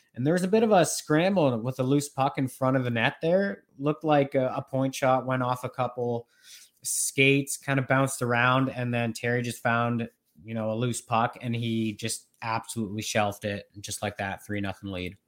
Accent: Norwich, Ontario, Canada; moved away; also born or lived in Rocky Mountains; I am back in my hometown, Norwich, Ontario

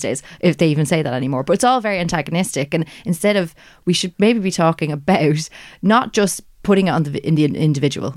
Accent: Ireland; that Irish perspective

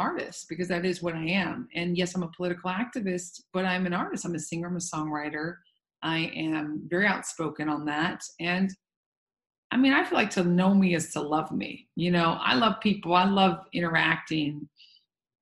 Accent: Santa Barbara, California, United States; moved away; also born or lived in New York; I was raised in Santa Barbara, but also New York.

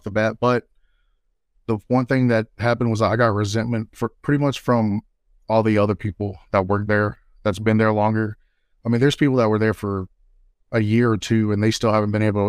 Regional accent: Texas, United States; born there; Oh, I was born here in West Texas. I don't want to name the particular town.

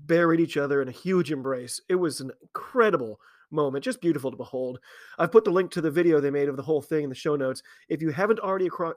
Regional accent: United States; I am an American

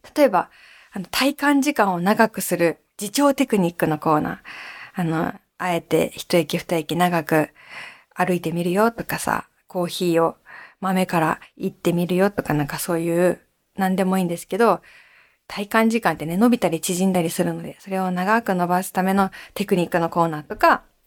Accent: Awaji Island, Hyogo, Japan; 淡路島出身だし

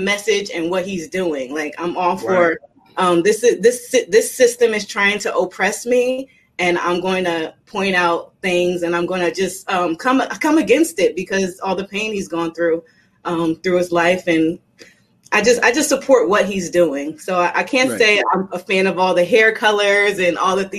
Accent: Los Angeles, California, United States; also born or lived in New Jersey; I'm originally from South Central LA, and I grew up in a lot of hoods. I grew up in a lot of hoods in the suburbs too.

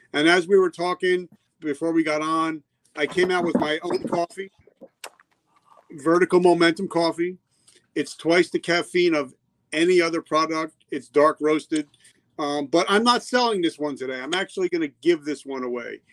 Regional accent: New Jersey, United States; moved away; also born or lived in South Carolina; I grew up in New Jersey

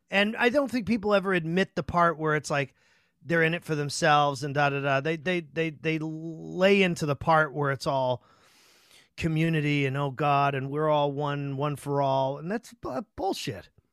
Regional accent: Chelsea, Massachusetts, United States; I grew up in Chelsea, which was, you know, a shithole

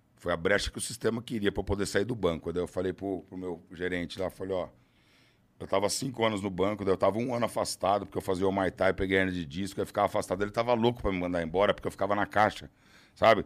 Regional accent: interior of São Paulo, Brazil; Eu sou do interior de São Paulo

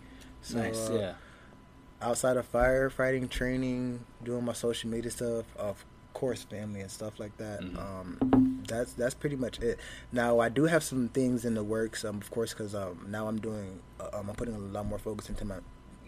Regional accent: Arlington, Texas, United States; Yes, I'm actually from Arlington.

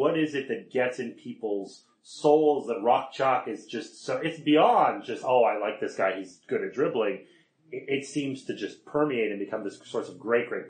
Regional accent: Canada; I don't really have one team because I'm Canadian

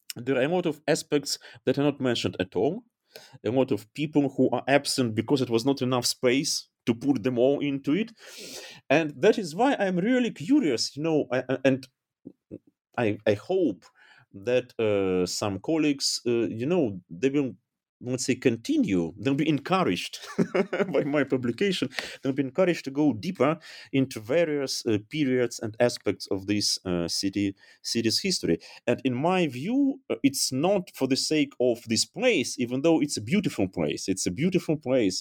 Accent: Dnipro, Dnipropetrovsk Oblast, Ukraine; English is a second language; moved away as an adult; also born or lived in Kyiv / Berlin; now in Germany; my hometown

